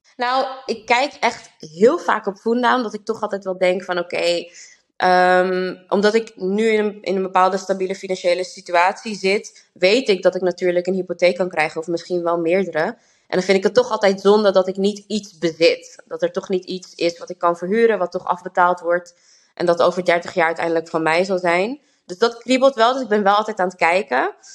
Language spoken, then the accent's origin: Dutch; Amsterdam, North Holland, Netherlands; now in Rotterdam, Netherlands; Ik kom zelf uit Amsterdam